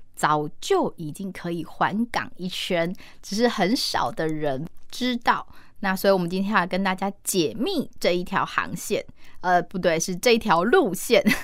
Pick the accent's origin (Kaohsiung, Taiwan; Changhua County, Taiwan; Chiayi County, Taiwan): Kaohsiung, Taiwan; 这些景点我们高雄人很常去走